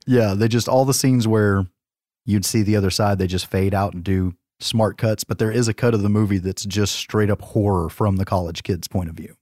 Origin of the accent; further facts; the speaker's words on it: the South, United States; we're from the South